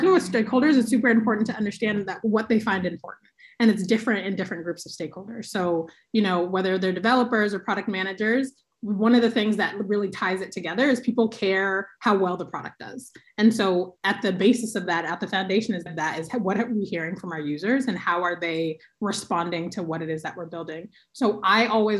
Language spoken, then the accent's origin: English; Oakland, California, United States; I'm from Oakland. I live here now. I love my city.